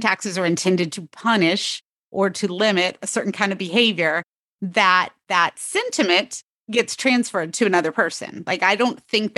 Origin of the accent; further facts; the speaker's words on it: North Carolina, United States; I'm from North Carolina.